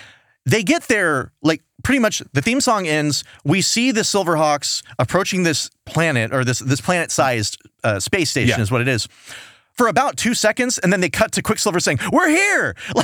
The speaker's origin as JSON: {"language": "English", "region": "Texas", "country": "United States", "said": "we're from Texas."}